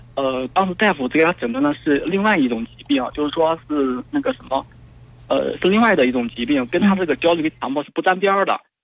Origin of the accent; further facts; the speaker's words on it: Henan, China; 我也是河南的